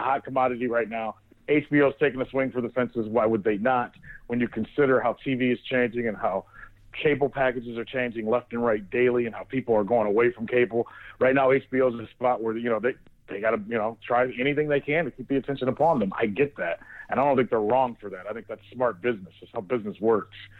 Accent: Northeast Ohio, United States; growing up in Northeast Ohio

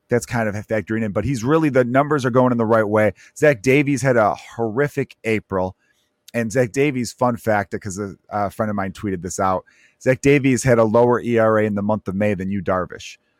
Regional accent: Chicago, Illinois, United States; I'm a diehard Cubs fan, and growing up in Chicago, you can't like both

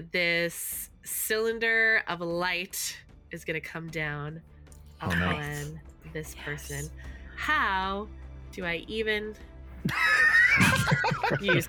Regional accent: United States; I'm American

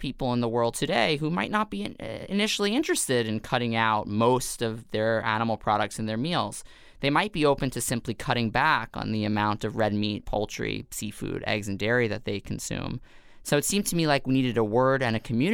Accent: New York City, New York, United States; I grew up in Staten Island, New York, which is not known to be the most progressive of places in terms of New York City.

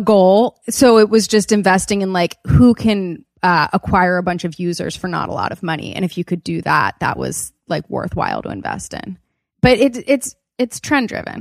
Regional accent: Wilmington, Delaware, United States; also born or lived in Los Angeles; I grew up in Wilmington, Delaware

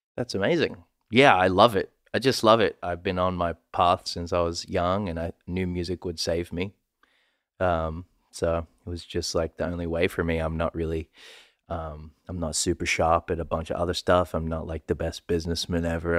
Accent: Sydney, New South Wales, Australia; I'm from Western Sydney

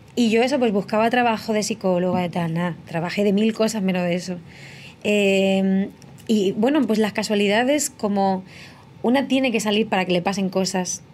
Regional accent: Letur, Castilla-La Mancha, Spain; moved away as an adult; also born or lived in Albacete / Murcia / Madrid; soy nacida en Albacete, criada en un pueblo muy pequeño que se llama Letur, que está en la sierra del Segura

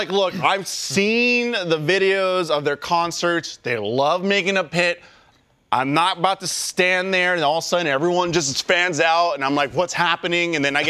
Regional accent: San Francisco, California, United States; moved away; my hometown, San Francisco.

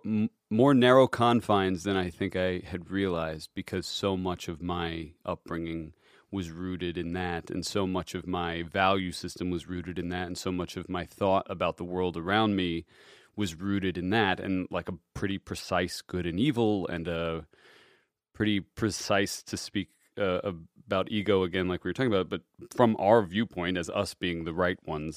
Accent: Cincinnati, Ohio, United States; Cincinnati, Ohio.

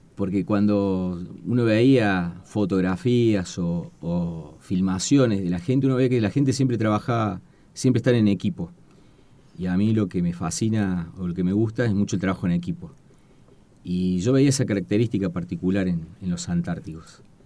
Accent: Córdoba, Argentina; moved away as an adult; also born or lived in Comodoro Rivadavia, Chubut; al cumplir cinco años, nos trasladamos a la provincia de Córdoba y ahí es el lugar donde me crié. Así que yo me considero más cordobés que chubutense

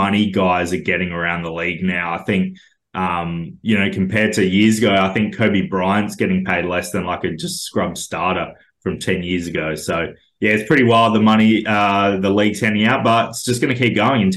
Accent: Australia; also born or lived in Melbourne, Australia; we all lived in Melbourne, but post-COVID era, we've all kind of branched out, moved back to our home state

